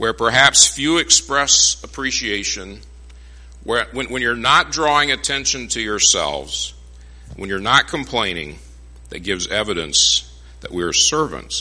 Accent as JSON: {"language": "English", "town": "Phoenix", "region": "Arizona", "country": "United States", "tie": "born or raised there", "moved": "yes", "said": "I grew up in Phoenix"}